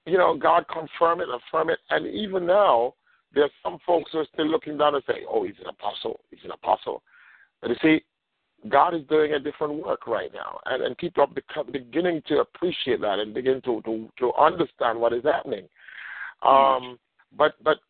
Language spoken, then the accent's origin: English; Jamaica; now in United States; I'm from Jamaica, for those that don't know me, from the island of Jamaica, came here